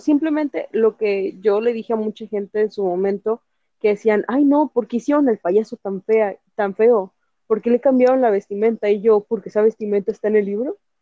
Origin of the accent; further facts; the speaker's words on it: Mexico; Soy de México